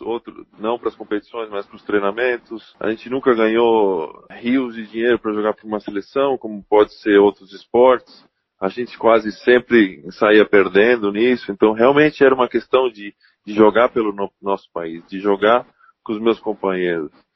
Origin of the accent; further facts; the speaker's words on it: Blumenau, Santa Catarina, Brazil; como brasileiro, como blumenauense, como catarinense